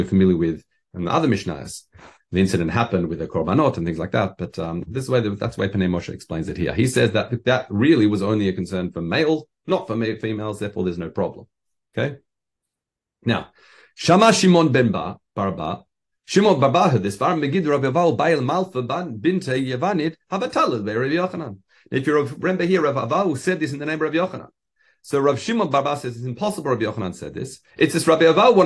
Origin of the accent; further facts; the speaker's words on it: Australia; being an Australian